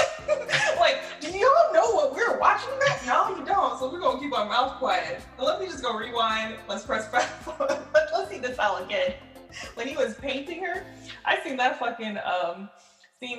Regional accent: Polk County, Florida, United States; going from Polk County, Florida, the 863.

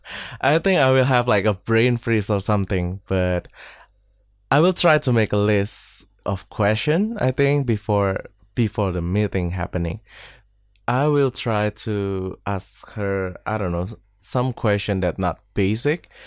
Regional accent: Indonesia; from Indonesia.

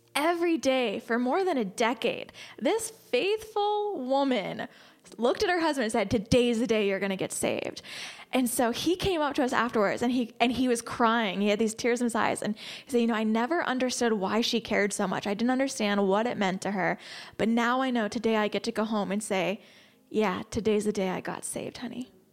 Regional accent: United States; as an American

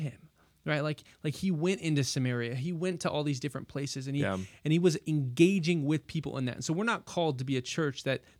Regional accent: Houston, Texas, United States; Like, no, I'm still from Houston. Like, I'm a Houstonian. Like, that's where I'm from.

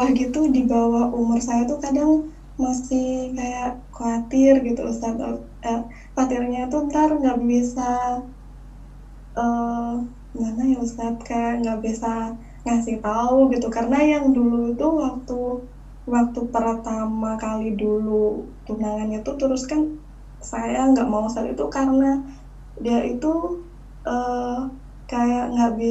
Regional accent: Java, Indonesia; suku eh, apa saya Jawa Ustadz

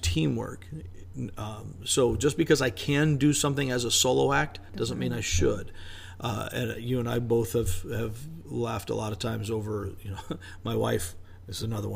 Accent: United States; I'm an American guy

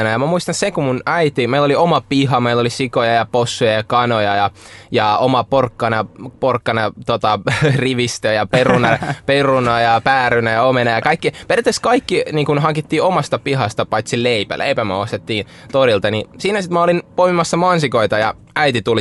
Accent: Russia; born there; ja mä tuun, mä oon syntynyt Venäjällä ja mä pelaan jääkiekkoa

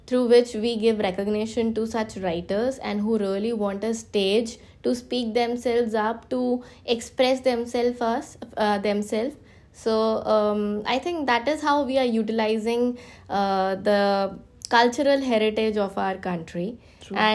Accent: India; we are from India

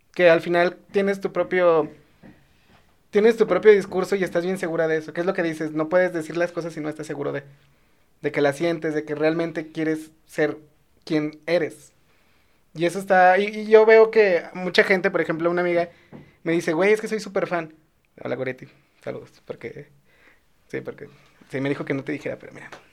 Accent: León, Guanajuato, Mexico; yo soy de León

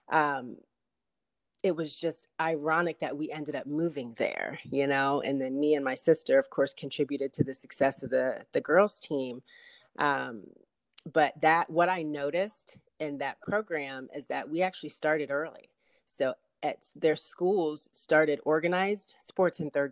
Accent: Pickerington, Ohio, United States; moved away as an adult; also born or lived in Akron, Ohio; now in Atlanta, United States; I'm from a small town outside of Columbus, Ohio, called Pickerington.

